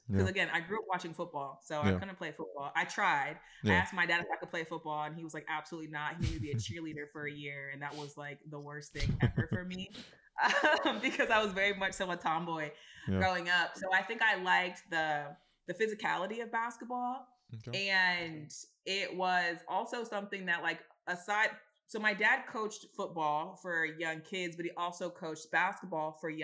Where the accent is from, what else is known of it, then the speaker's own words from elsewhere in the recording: East Palo Alto, California, United States; my dad was a Pop Warner football coach in the small town I'm from, East Palo Alto